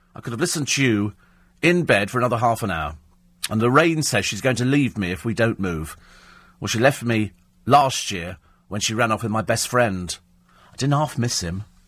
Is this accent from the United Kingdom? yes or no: yes; Bromley, London, United Kingdom; I was born in Bromley.